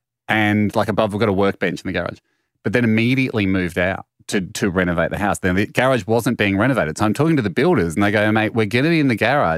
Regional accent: Italy; What I said back on the radio was more probably out of patriotic duty to my home country of Italy.

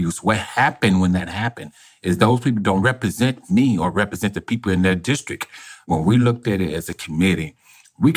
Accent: Arkansas, United States; I was born in Arkansas. I lived in Arkansas my whole life.

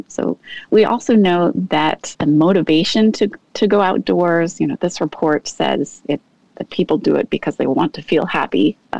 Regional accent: Seattle, Washington, United States; I grew up in the Pacific Northwest in Seattle.

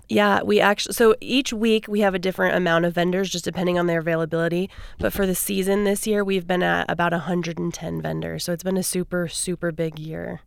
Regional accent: Seattle, Washington, United States; also born or lived in Idaho; now in Idaho Falls, United States; I'm originally from Seattle

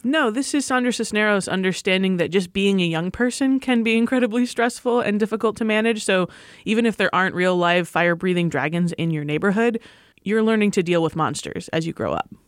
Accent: Michigan, United States; moved away; I grew up in Michigan

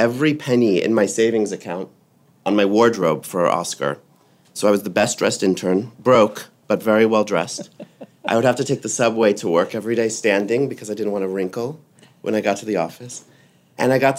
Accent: Atlanta, Georgia, United States; moved away; also born or lived in London; I grew up in Atlanta, Georgia

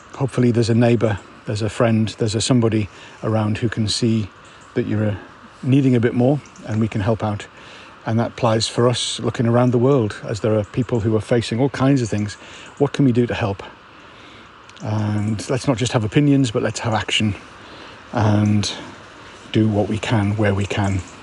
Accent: United Kingdom; I'm a Brit

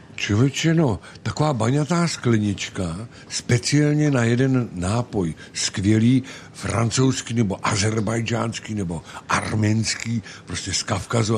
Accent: Plzeň, Plzeň Region, Czechia; now in Central Bohemian Region, Czech Republic; Nejsem středočech, jsem západočech, narodil jsem se v Plzni, v městě skvělého piva a můj otec byl sládek na železné rudě

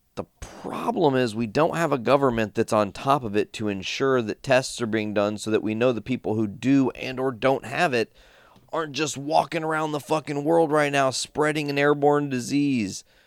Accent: United States; as an American

